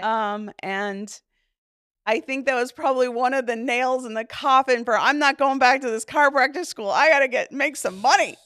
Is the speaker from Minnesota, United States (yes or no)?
yes; Duluth, Minnesota, United States; also born or lived in Hammond, Indiana; So I was eighteen months old when we moved here, and my sister then, I have one sibling, my sister, she is two and a half years younger than me, um, she was born in Duluth, and so I was raised in Duluth